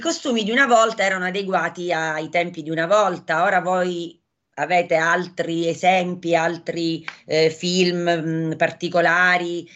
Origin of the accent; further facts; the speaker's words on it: Acireale, Sicily, Italy; io sono di Acireale